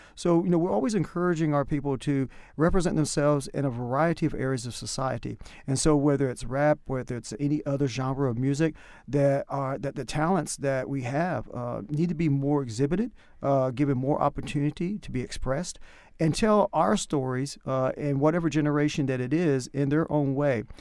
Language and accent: English; North Carolina, United States; accent: country; moved away; my country accent comes out the more I talk, so you can tell that I'm from North Carolina